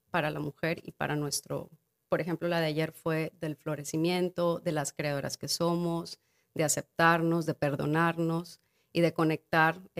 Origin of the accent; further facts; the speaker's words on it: Guerrero, Mexico; yo soy de Guerrero